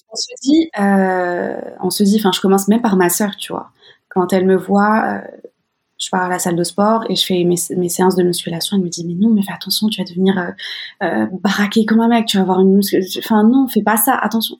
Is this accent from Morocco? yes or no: yes; Morocco; j'ai grandi au Maroc